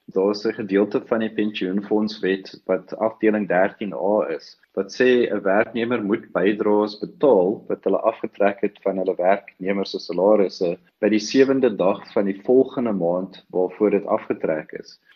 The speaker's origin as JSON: {"language": "Afrikaans", "country": "South Africa", "said": "ons as Suid-Afrikaners"}